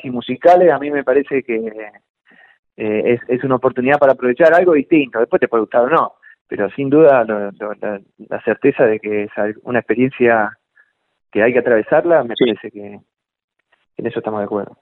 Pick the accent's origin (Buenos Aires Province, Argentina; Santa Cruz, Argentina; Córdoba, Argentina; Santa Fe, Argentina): Buenos Aires Province, Argentina; Chivilcoy; Nací en Chivilcoy